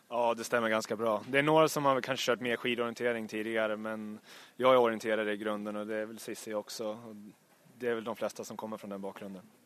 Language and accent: Swedish; Uppsala, Uppsala County, Sweden; jag är från platta Uppsala